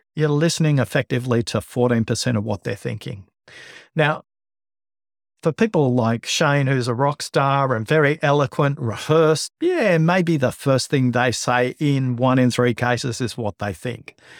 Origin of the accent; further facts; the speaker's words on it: Liverpool, New South Wales, Australia; also born or lived in Bankstown, Australia; I was born in Bankstown, grew up in Liverpool, went to school of Fairfield